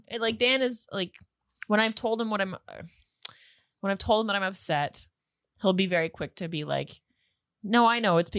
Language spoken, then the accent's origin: English; Grande Prairie, Alberta, Canada; also born or lived in Toronto / Moncton / Halifax; now in Prince Edward Island, Canada; Well, I'm not from Toronto. I'm from Grand Prairie, Alberta.